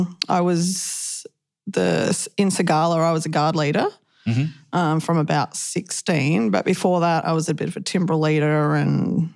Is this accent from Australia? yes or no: yes; Ballarat, Victoria, Australia; also born or lived in Echuca; I grew up in Ballarat in Victoria. And pretty much there most of my life. Until I was about 20, around 20, and I moved to Echuca.